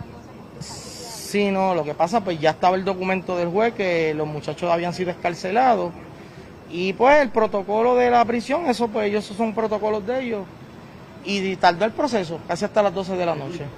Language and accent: Spanish; Puerto Rico; estamos en Puerto Rico, esperamos esta semana estar con calma, tranquilo y estamos en mi tierra, con mi gente